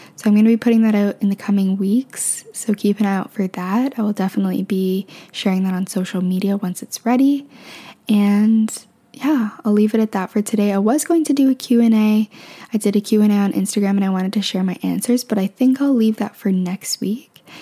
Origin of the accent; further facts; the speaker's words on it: Canada; also born or lived in Ontario; now in Vancouver, Canada; I'm from Canada